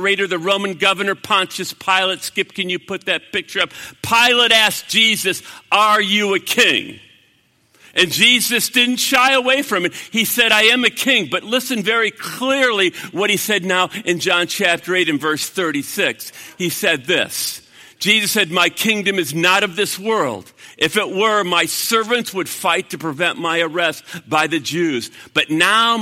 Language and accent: English; United States